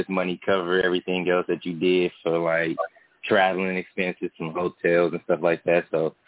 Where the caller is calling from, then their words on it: Detroit, Michigan, United States; Oh, I'm calling from Detroit.